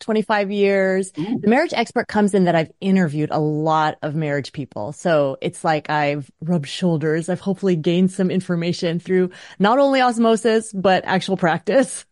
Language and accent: English; New York, United States; I was born in New York